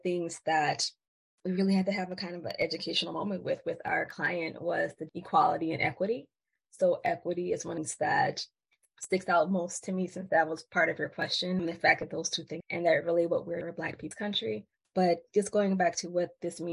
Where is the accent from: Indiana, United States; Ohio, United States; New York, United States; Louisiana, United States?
Louisiana, United States; New Orleans; accent: Southern; that's the Southern inflect. I'm from New Orleans, Louisiana.